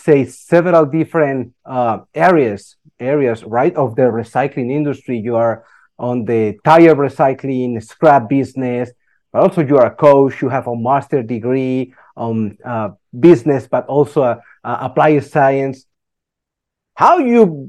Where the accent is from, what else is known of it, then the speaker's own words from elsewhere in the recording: Colombia; moved away; I'm a Latin American guy, and as you can imagine, I'm from Colombia